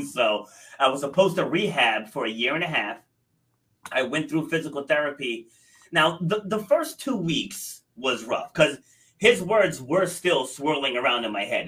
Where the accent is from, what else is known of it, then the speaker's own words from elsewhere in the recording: Rhode Island, United States; also born or lived in New York City; So I was born in New York City, but I was raised in Rhode Island, and that's where, where I am now in uh, Rhode Island.